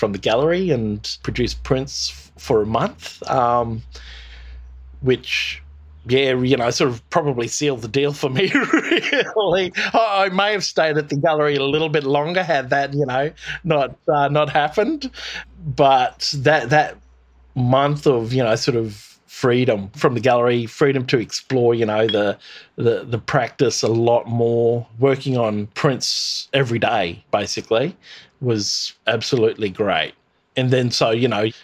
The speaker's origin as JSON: {"language": "English", "town": "Thursday Island", "region": "Queensland", "country": "Australia", "tie": "born or raised there", "said": "as a small child growing up in the Torres Straits"}